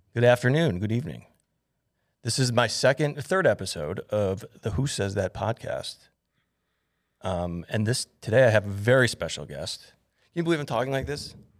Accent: North Shore, Illinois, United States; I grew up in the North Shore.

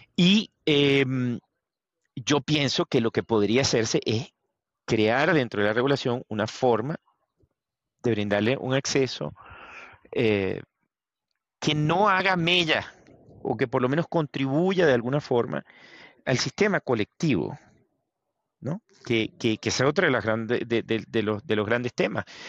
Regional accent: Venezuela; moved away; vengo de Venezuela

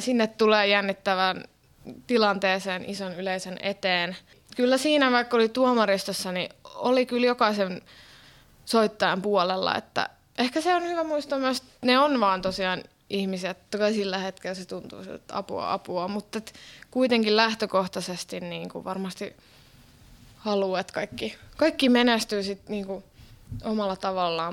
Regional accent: Finland; moved away as an adult; also born or lived in Helsinki / Norway; now in Berlin, Germany; mä oon lähtöisin täältä Suomesta

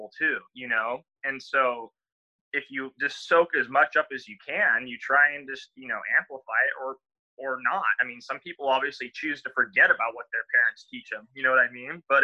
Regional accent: La Paz, Baja California Sur, Mexico; I learned that from growing up in Mexico

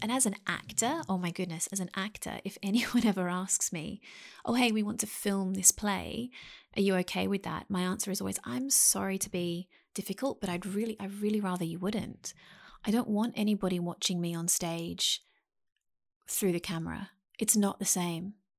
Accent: Sydney, New South Wales, Australia; I spent most of my life in Sydney, Australia, um, a place called Mount Pritchard

